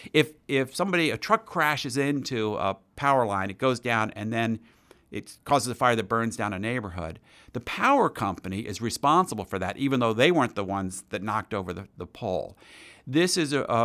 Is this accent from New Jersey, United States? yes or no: yes; Princeton, New Jersey, United States; I grew up near in Princeton, New Jersey